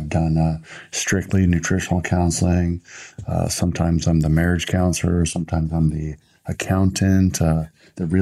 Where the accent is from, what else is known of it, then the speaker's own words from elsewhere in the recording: Los Angeles, California, United States; growing up in Los Angeles